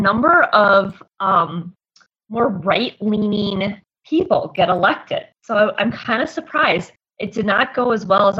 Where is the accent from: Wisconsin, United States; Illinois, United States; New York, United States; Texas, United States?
Wisconsin, United States; Appleton; also born or lived in Calumet County, Wisconsin; I've lived in Appleton my entire life. I grew up in Outer Game County, but my whole adult life pretty much has been in Calumet County.